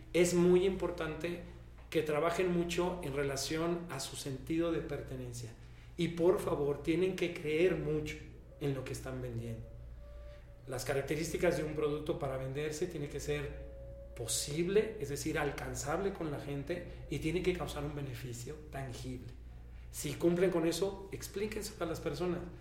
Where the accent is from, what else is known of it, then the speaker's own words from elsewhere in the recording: Mexico; como todo mexicano